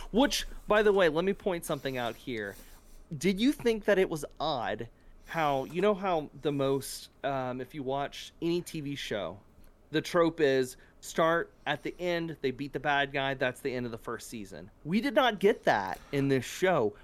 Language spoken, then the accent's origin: English; South Louisiana, United States; moved away; I'm originally from South Louisiana